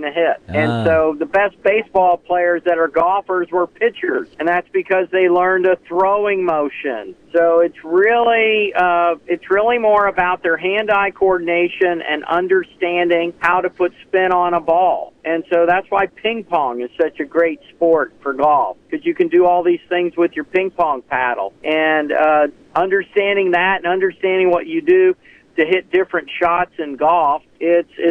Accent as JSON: {"language": "English", "town": "Stuart", "region": "Florida", "country": "United States", "tie": "born or raised there", "said": "I grew up in Stuart, Florida, Martin County, Florida, county just north of West Palm Beach"}